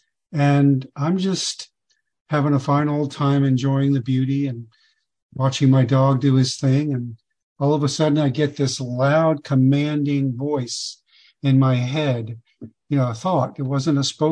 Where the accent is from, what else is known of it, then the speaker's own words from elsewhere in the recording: Fort Lauderdale, Florida, United States; the age of 8 years old in 1960, growing up in Fort Lauderdale